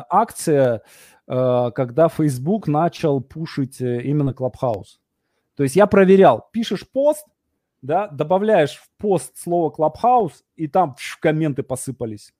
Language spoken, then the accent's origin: Russian; Vologda, Vologda Oblast, Russia; я из Вологды